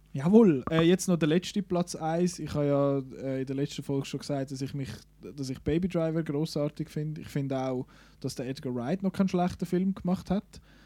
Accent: Switzerland; bei uns in der Schweiz

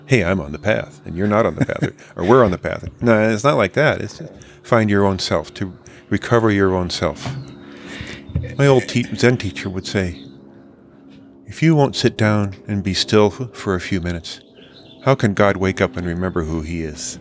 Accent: California, United States; growing up in California in the sixties and seventies

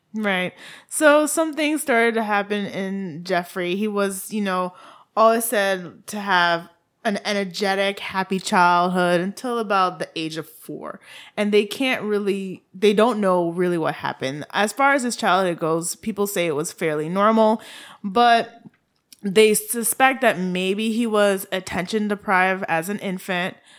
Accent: Haiti; accent: Haitian; my Haitian accent

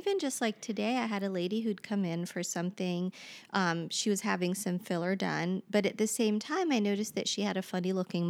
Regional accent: Cincinnati, Ohio, United States; I came back to Cincinnati in order to work here because I'm originally from Cincinnati.

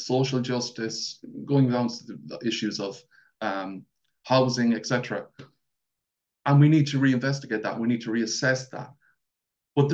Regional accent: Mayo, Connacht, Ireland; accent: Mayo; I'm from Mayo, so I have that big, thick accent

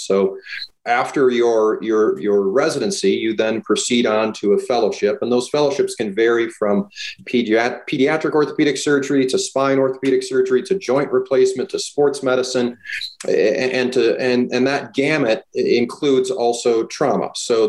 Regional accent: Minneapolis, Minnesota, United States; moved away as an adult; also born or lived in El Paso, Texas / Bronx, New York / Baltimore / Florida; now in Pocatello, United States; I'm 44. I was born and raised in Minneapolis, Minnesota by a single mom.

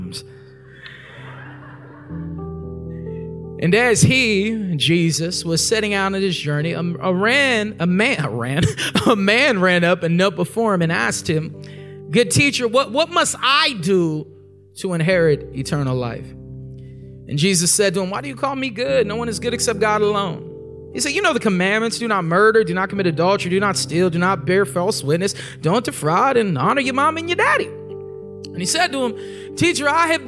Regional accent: Corona, California, United States; I'm from Southern California, from the Inland Empire, Corona, California

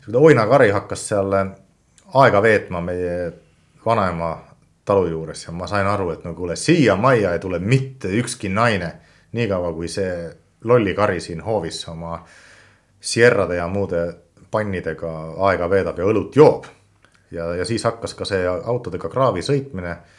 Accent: Finland; Estonian is a second language; now in Estonia; ma olen soomlane

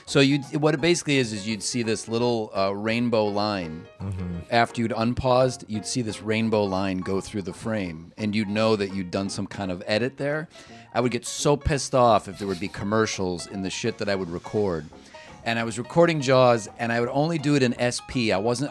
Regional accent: Cleveland, Ohio, United States; I grew up in Cleveland

